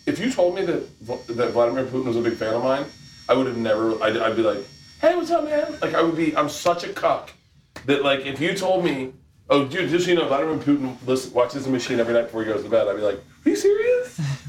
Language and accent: English; Tampa, Florida, United States; Hey man, I grew up in Tampa.